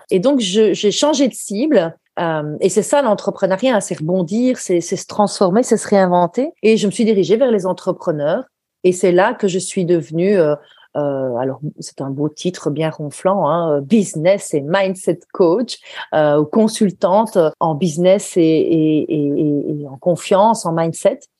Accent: Belgium; ce genre de de comme on dit chez nous en Belgique.

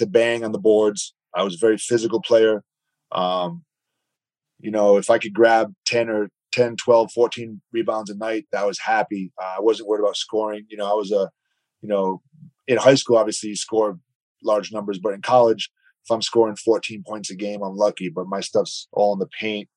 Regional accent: Providence, Rhode Island, United States; moved away as an adult; I grew up in Providence, Rhode Island, a suburb of Providence.

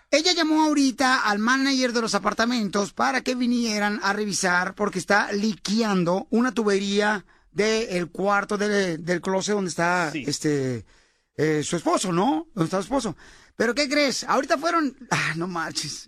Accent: Mexico; now in United States; cuando yo salí de México para poder cruzar la frontera

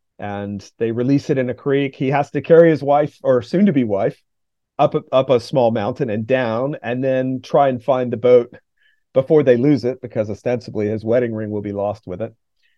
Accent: North Carolina, United States; I'm from North Carolina, I live in the South, and the Appalachian region has the feeling, the aesthetic, the vibe, if you want to say, of its own place.

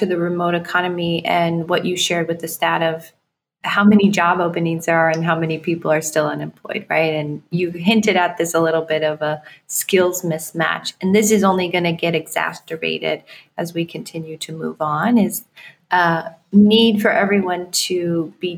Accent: Iowa, United States; moved away; I grew up in Iowa

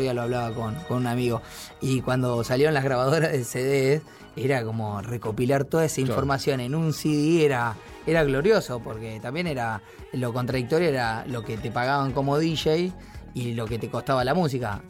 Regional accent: Ingeniero Maschwitz, Buenos Aires Province, Argentina; tengo muchos, muchas amistades y fui toda mi vida de ahí

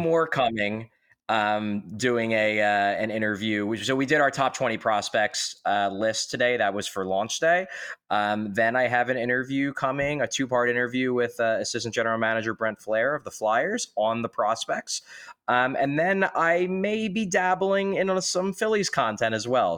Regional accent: Philadelphia, Pennsylvania, United States; I grew up in Northeast Philadelphia

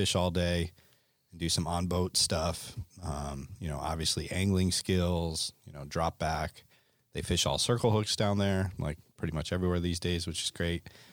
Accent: Connecticut, United States; moved away as an adult; also born or lived in Gunnison, Colorado; I grew up in Connecticut

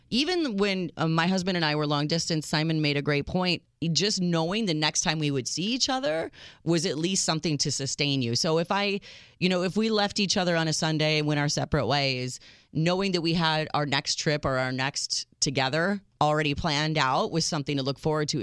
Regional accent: United States; I am your American realist

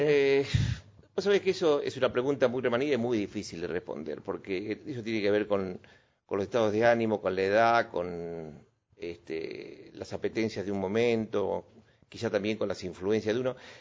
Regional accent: Buenos Aires, Argentina; also born or lived in Córdoba / Boulogne Sur Mer; Nací en Buenos Aires, nací en una eh, clínica, creo que por Palermo

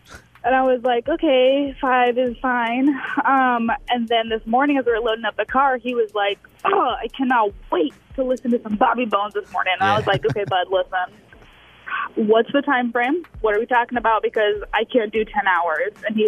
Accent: Chicago, Illinois, United States; so we're originally from the Chicago area.

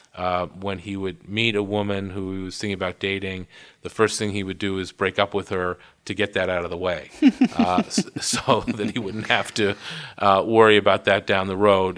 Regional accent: Worcester, Massachusetts, United States; I grew up in Worcester, Massachusetts

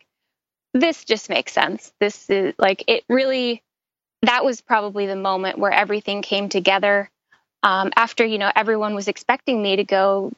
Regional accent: New York, United States; growing up in New York, I was always outside playing around

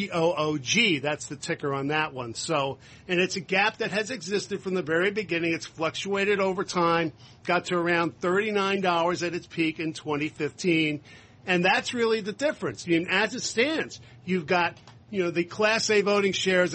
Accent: New Jersey, United States; in my home state and yours, Carol, New Jersey

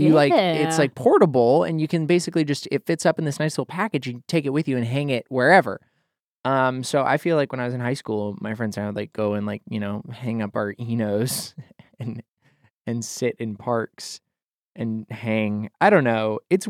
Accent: Idaho, United States; At the house that I spent most of my formative years growing up in Idaho, there was a corkscrew willow tree in the front yard.

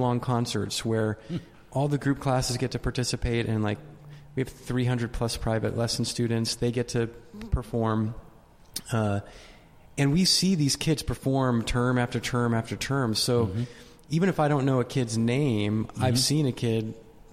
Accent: Maine, United States; moved away as an adult; also born or lived in Vermont; I grew up in Maine

